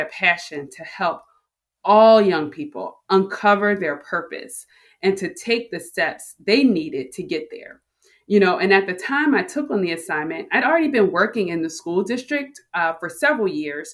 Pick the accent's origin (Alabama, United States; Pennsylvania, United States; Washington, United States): Pennsylvania, United States; Philadelphia; I grew up in Philly, a working class neighborhood in Philadelphia